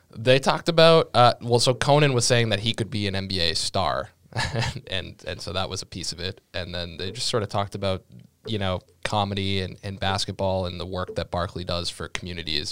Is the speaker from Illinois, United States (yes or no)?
no; Sharon, Massachusetts, United States; I grew up in Sharon, Massachusetts